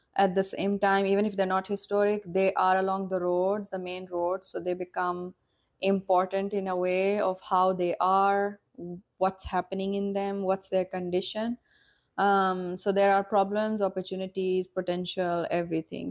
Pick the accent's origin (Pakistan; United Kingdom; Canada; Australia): Pakistan; northern Pakistan; also born or lived in Vienna, Austria; from Pakistan, from north of Pakistan